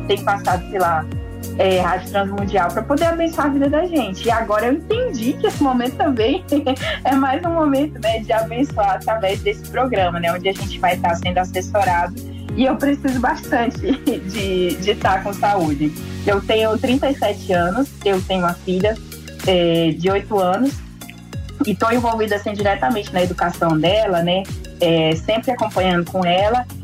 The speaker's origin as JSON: {"language": "Portuguese", "region": "interior of Pará", "country": "Brazil", "tie": "born or raised there", "moved": "yes", "said": "lá na, na cidadezinha onde eu cresci. Bem no interiorzinho lá do Pará"}